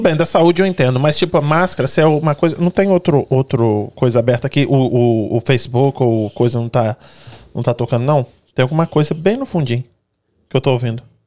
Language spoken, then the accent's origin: Portuguese; Brazil; moved away as an adult; eu sou brasileiro também, saí de lá com 19 anos, quase 20